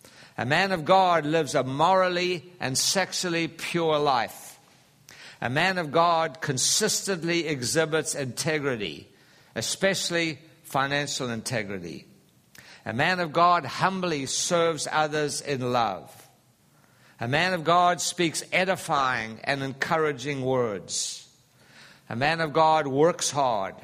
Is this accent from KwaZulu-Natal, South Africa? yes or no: yes; Durban, KwaZulu-Natal, South Africa; moved away; the Valley of 1,000 Hills, which is just north of Durban in South Africa where I grew up